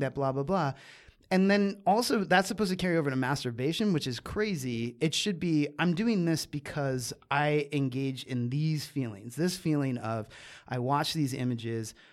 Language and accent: English; Catasauqua, Pennsylvania, United States; So I grew up in Pennsylvania, small town Pennsylvania